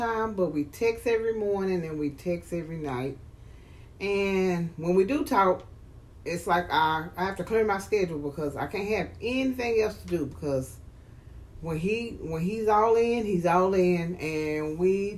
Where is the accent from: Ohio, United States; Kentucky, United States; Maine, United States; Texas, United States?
Texas, United States; Dallas; And we grew up in Dallas.